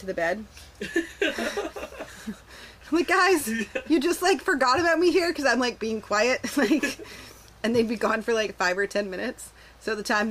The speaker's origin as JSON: {"language": "English", "country": "Canada", "tie": "born or raised there", "said": "I grew up in Canada. We are forced to learn French."}